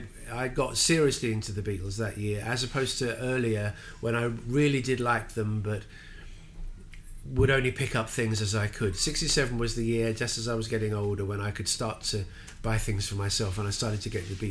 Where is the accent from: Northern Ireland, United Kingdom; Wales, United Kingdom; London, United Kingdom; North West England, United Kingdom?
London, United Kingdom; as a Londoner